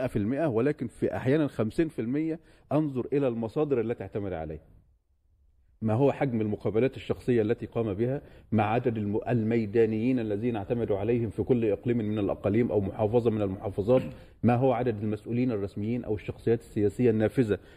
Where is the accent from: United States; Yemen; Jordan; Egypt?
Yemen; وبالتالي هنا كيمني يجب أن يتعامل أتعامل مع هذه الأوراق